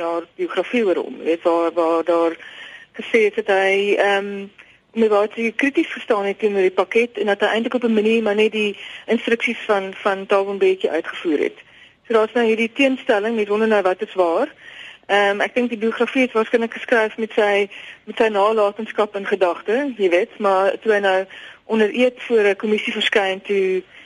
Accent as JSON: {"language": "Afrikaans", "country": "South Africa", "said": "ons het baie as Suid-Afrikaners"}